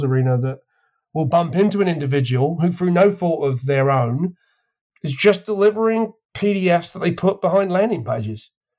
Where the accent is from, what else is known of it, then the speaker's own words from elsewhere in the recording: England, United Kingdom; I'm from England